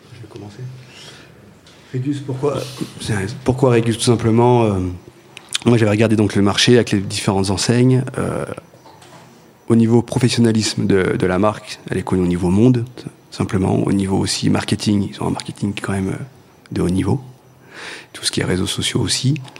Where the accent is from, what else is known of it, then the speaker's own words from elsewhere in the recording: Montluçon, Auvergne-Rhône-Alpes, France; je suis de Montluçon à la base